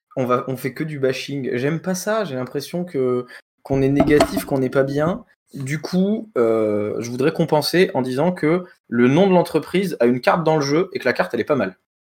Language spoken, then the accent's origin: French; France; on est français